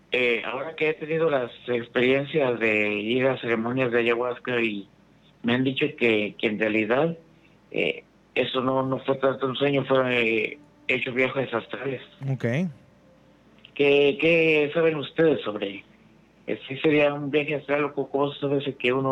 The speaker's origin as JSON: {"language": "Spanish", "town": "Ciudad Valles", "region": "San Luis Potosí", "country": "Mexico", "said": "soy del, de Ciudad Valles"}